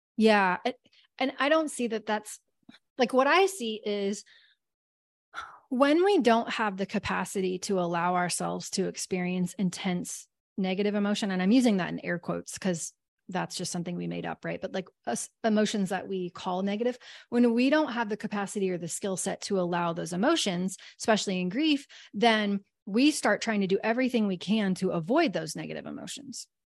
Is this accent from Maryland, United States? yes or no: no; Kansas, United States; I'm from Kansas probably and 'cause we have lots of tornadoes